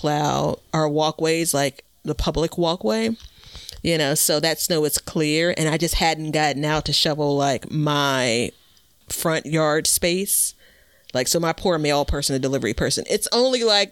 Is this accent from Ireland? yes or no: no; Chicago, Illinois, United States; I'm born and raised in Chicago